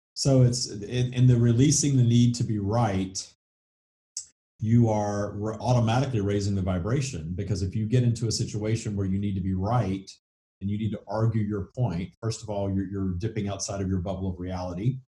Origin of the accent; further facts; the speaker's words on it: the South, United States; accent: southern; With my southern accent